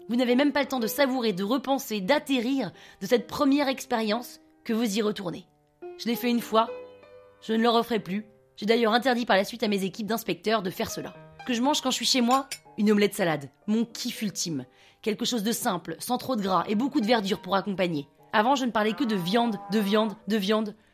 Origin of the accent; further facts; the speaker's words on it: United States; French is a second language; moved away as an adult; also born or lived in Grenoble / Paris; je suis un Français né par erreur aux États-Unis.